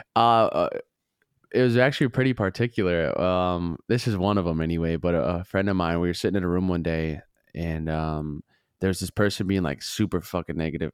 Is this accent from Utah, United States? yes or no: no; Duluth, Minnesota, United States; I'm from Minnesota